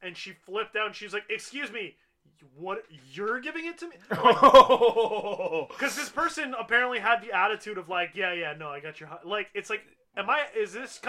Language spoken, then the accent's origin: English; Canada; But we're Canadian. We know better.